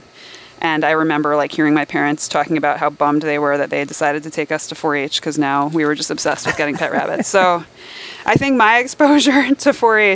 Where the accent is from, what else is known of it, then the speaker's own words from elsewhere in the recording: New Jersey, United States; moved away as an adult; also born or lived in Midwest; I grew up in North Jersey